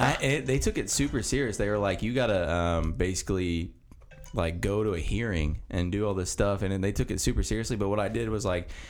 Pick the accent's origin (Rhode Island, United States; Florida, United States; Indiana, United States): Indiana, United States; Mount Vernon; the house I grew up in is in Mount Vernon. It's on 700 West